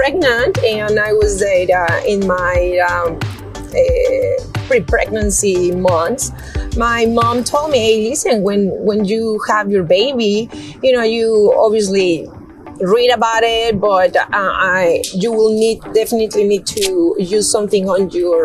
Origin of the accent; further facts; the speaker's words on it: Mexico City, Mexico; now in San Antonio, United States; I'm originally from Mexico City.